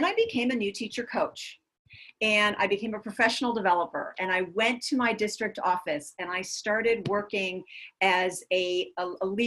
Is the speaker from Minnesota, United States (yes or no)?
yes; Minnesota, United States; moved away as an adult; I am from Minnesota. And in Minnesota, we are Minnesota nice.